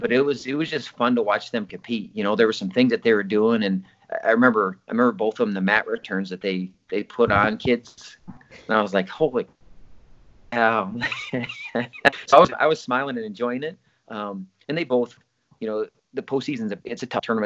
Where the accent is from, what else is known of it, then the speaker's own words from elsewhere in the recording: Osage, United States; Osage in the town that I lived